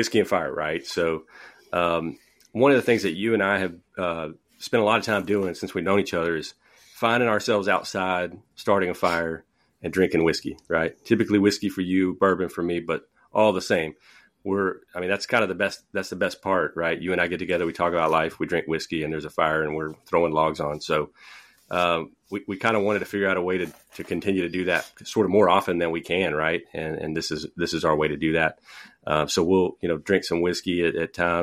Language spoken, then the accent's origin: English; Houston, Texas, United States; moved away as an adult; also born or lived in Mississippi; now in Wylie, United States; I'm from Houston, but I'm living in the Dallas area now